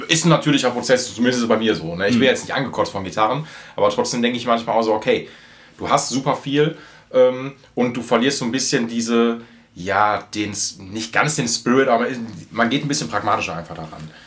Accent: Essen, North Rhine-Westphalia, Germany; ich wohne direkt an Zoll, also will ich direkt an Zollverein und ich bin auf Zollverein jetzt groß geworden.

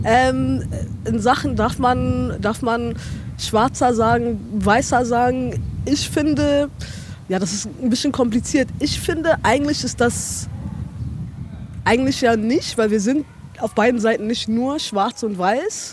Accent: Ethiopia; now in Germany; ich bin ja in Äthiopien aufgewachsen, aber wie gesagt, mhm. meine Mutter ist Deutsche

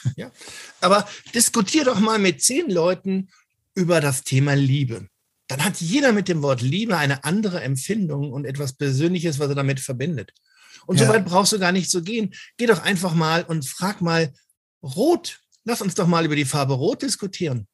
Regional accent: Cologne, North Rhine-Westphalia, Germany; als Kölsche Jung

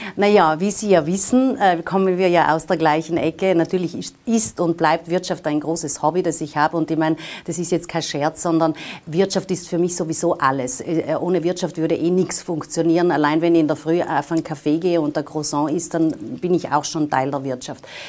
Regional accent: Tyrol, Austria; moved away as an adult; also born or lived in Vienna; ich komme ja aus Tirol und deswegen äh, kann ich sagen, es ist ja äh, ein Stück weit auch eine Rückkehr in die Heimat

